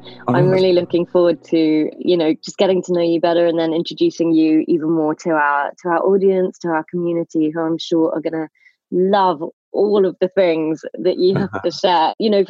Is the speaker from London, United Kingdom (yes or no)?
yes; London, United Kingdom; me as a Londoner's heart